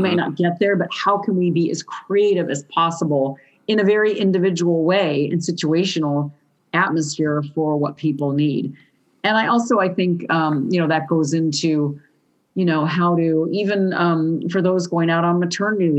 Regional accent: Southern California, United States; I'm from Southern California, which is a very skateboardy culture growing up

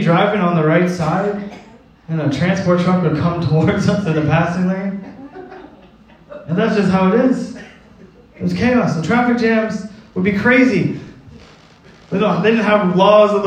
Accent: Cornwall, Ontario, Canada; moved away; I was born in Cornwall, Ontario

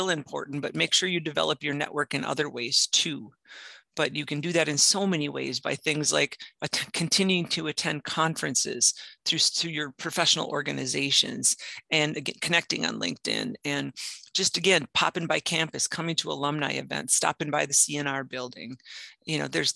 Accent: Marinette, Wisconsin, United States; moved away as an adult; also born or lived in Twin Cities; I grew up in Marinette

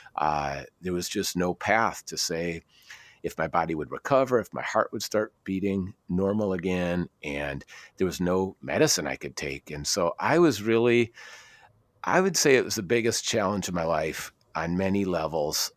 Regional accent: Minnesota, United States; also born or lived in Aberdeen, Scotland; I grew up in Minnesota

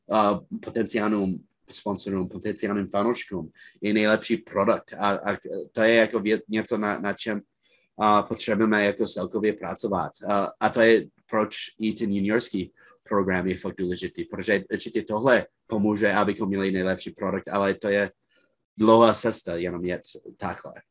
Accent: Czechia; oni viděli, že jsme všichni Češi plus naš, našeho quarterbacka a stejně jsme konkurovali a jsme je porazili.

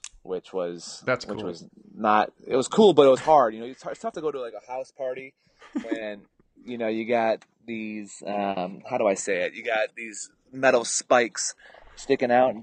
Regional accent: Minnesota, United States; moved away as an adult; growing up in Minnesota

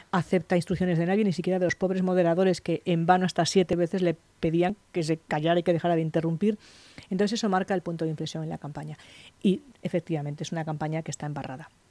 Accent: Lugo, Galicia, Spain; moved away as an adult; now in Madrid, Spain; yo digo que siempre que soy una madrileña de Lugo. Yo nací en Lugo y, viví allí hasta los 18 años, luego me vine a Madrid a estudiar y, me quedé

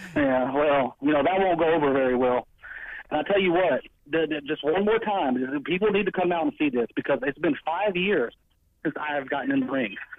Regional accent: La Marque, Texas, United States; my hometown

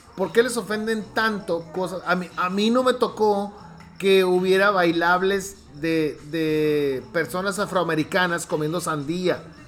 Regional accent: Hermosillo, Sonora, Mexico; yo nací en Hermosillo

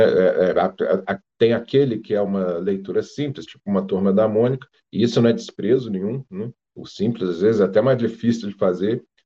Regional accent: Rio de Janeiro, Brazil; moved away as an adult; also born or lived in Petrópolis; eu sou, sou carioca, né? Morei lá no Rio, mesmo capital, até os 28 anos.

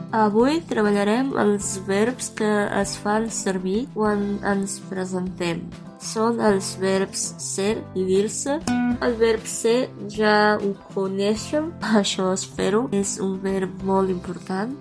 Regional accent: Romania; first language Romanian, Serbian; Catalan is a second language; soc de Romania, soc romanesa. Soc estudiant de filologia. Les meves llengües maternes són el romanès i el serbi.

